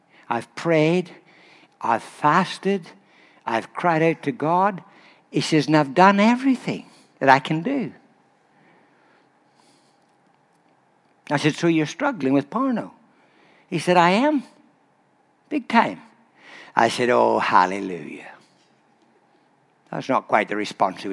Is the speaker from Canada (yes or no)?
no; Ireland; I'm Irish